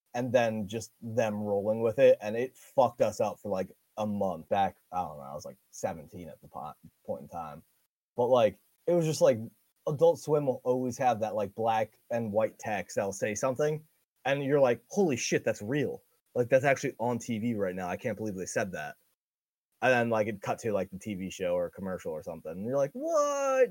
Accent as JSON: {"language": "English", "region": "New York", "country": "United States", "said": "I'm from New York"}